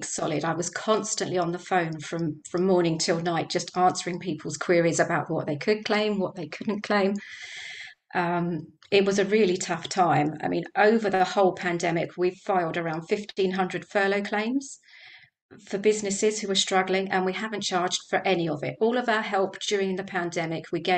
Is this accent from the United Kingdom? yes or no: yes; Dunstable, East of England, United Kingdom; So we're firmly established in Dunstable. It's my hometown. I went away to university, came back again.